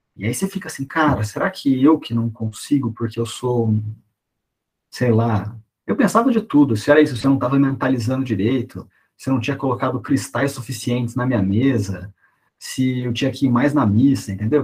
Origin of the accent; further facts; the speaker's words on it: interior of São Paulo, Brazil; moved away as an adult; sou do interior de São Paulo, fui para a capital para estudar